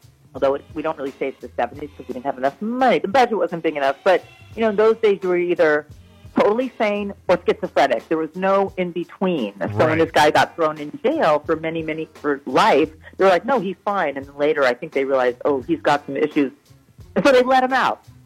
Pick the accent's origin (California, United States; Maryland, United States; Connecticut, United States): California, United States; moved away as an adult; now in New York City, United States; I'm originally from California